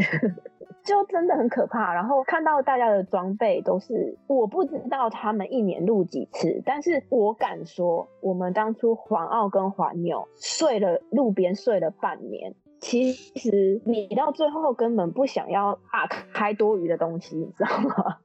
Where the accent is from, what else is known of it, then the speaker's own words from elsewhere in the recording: Taiwan; moved away as an adult; now in Canada; 我们台湾人可能觉得没什么，因为毕竟我们的健保更厉害